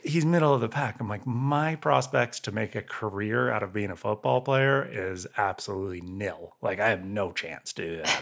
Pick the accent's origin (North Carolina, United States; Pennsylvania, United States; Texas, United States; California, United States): California, United States; Santa Cruz; moved away; I grew up in Santa Cruz and I, yeah, I grew up surfing